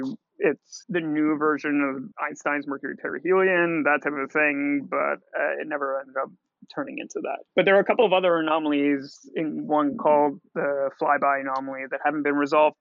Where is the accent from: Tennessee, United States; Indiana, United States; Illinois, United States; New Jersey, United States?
New Jersey, United States; I'm a Jew from New Jersey